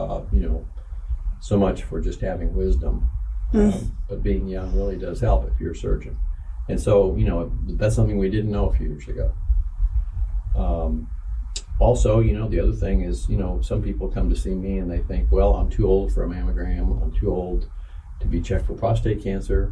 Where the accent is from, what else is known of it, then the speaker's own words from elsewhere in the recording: Bloomington, Indiana, United States; I'm a Hoosier. I was born and raised in Bloomington